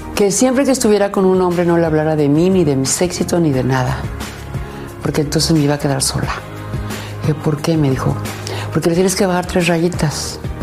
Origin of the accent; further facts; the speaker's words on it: León, Guanajuato, Mexico; soy de León, Guanajuato